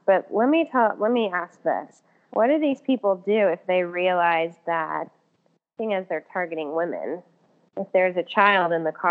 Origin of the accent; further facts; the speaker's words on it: Atlanta, Georgia, United States; I grew up in the perimeter of Atlanta, but in the North Lake Oak Grove area.